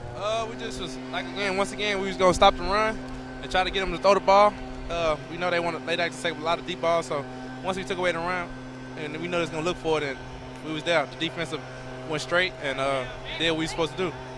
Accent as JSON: {"language": "English", "region": "Texas", "country": "United States", "also_born_or_lived": "Utah", "moved": "yes", "said": "I'm a Texan"}